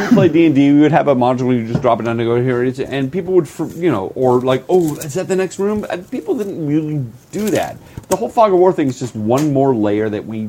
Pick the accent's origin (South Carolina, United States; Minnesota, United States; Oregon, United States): Oregon, United States; Growing up in Oregon